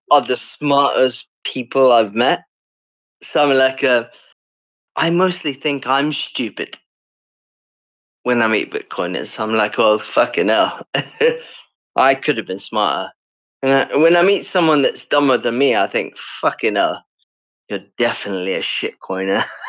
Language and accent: English; South Africa; accent: British; moved away; also born or lived in United Kingdom; I was raised in South Africa